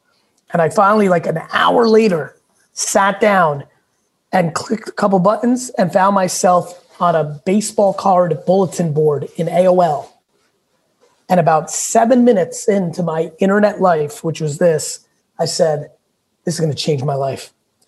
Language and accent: English; Queens, New York, United States; also born or lived in Russia; came to this country with nothing. I was born in Russia, lived in a studio in Queens with like 8 family members. Like, I grew up rugged.